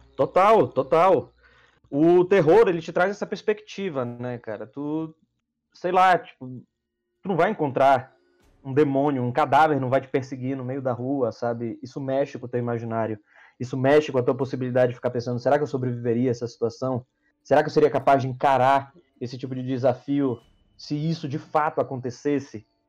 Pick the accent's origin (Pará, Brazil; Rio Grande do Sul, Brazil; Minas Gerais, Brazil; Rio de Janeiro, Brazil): Pará, Brazil; Belém; now in São Paulo, Brazil; eu sou de Belém do Pará. Mais de 3 mil quilômetros daqui de São Paulo